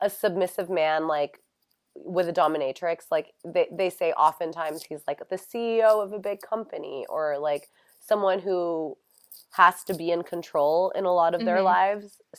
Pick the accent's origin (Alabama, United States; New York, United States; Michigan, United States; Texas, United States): New York, United States; moved away; also born or lived in Los Angeles / Florida; I'm from New York